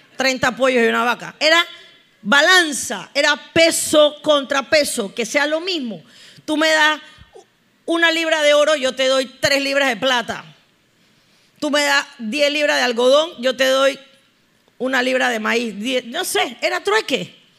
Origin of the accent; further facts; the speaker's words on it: Panama; Cómo estamos los panameños